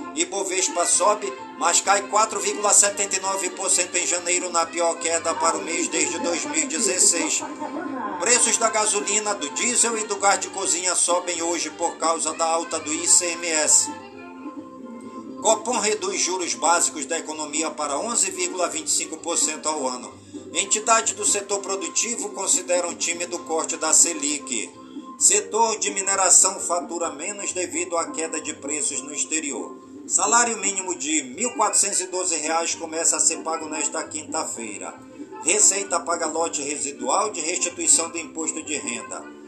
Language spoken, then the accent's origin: Portuguese; Careiro da Várzea, Amazonas, Brazil; por todas as comunidades do Careiro da Vaz e a minha cidade natal.